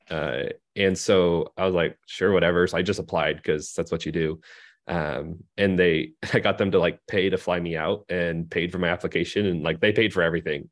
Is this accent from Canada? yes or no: no; Phoenix, Arizona, United States; moved away as an adult; also born or lived in Seattle, Washington; now in Bakersfield, United States; I grew up in Phoenix